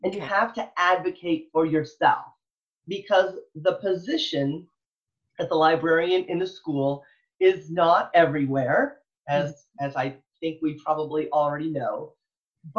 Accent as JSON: {"language": "English", "region": "Michigan", "country": "United States", "moved": "yes", "lives_now": "Texas, United States", "said": "I'm from Michigan originally"}